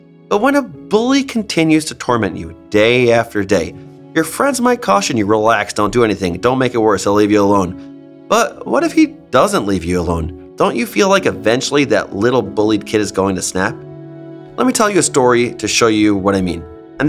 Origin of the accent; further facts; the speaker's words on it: New York, United States; I grew up in New York and went to a wide range of schools across the Orthodox Jewish spectrum.